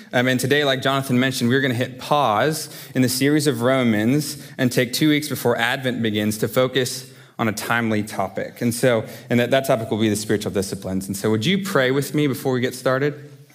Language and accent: English; United States; I say this as an American to Americans